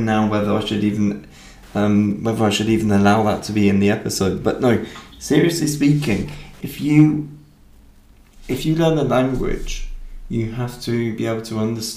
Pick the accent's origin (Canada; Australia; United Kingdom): United Kingdom; Berkshire, South East England; I come from the Royal County of Berkshire